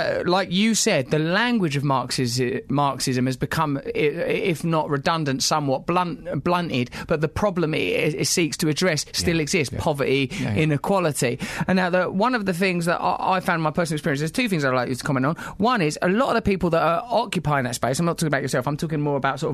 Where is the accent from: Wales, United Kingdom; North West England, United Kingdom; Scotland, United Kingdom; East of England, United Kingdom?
East of England, United Kingdom; Essex; I come from Essex, where, like white fly Essex, single mum